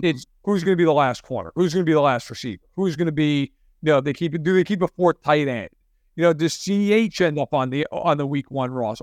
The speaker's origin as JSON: {"language": "English", "region": "New York", "country": "United States", "tie": "born or raised there", "accent": "New York", "moved": "yes", "said": "I'm, I'm from New York, if people can't tell by my accent"}